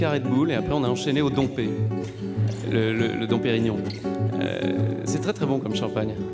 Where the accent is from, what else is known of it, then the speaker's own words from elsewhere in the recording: France; Vous savez, j'ai grandi en France.